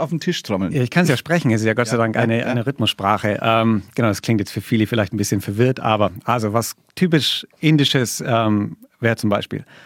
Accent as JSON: {"language": "German", "area": "Allgäu", "region": "Bavaria", "country": "Germany", "said": "ich komme aus dem Allgäu"}